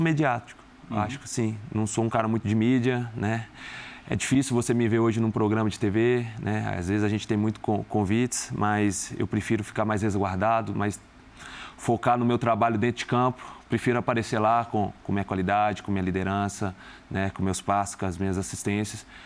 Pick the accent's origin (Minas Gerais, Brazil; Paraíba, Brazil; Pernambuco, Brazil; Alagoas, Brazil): Minas Gerais, Brazil; moved away as an adult; now in São Paulo, Brazil; como um bom mineiro